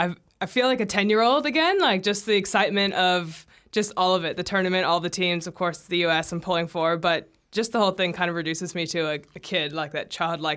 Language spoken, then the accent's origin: English; United States; now in New Zealand; I've already seen my home country win a World Cup once